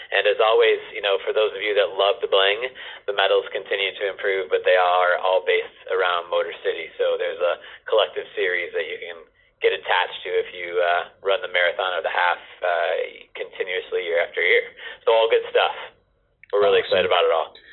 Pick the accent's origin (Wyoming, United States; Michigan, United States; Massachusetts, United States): Michigan, United States; Detroit; as a native to Metro Detroit